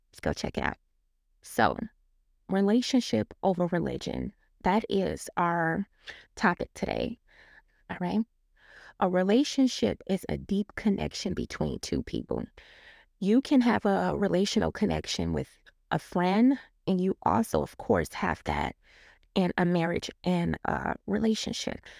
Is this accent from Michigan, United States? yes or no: yes; Detroit, Michigan, United States; I grew up in Detroit, Michigan